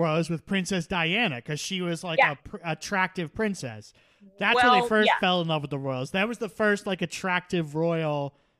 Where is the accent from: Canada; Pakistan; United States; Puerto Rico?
Canada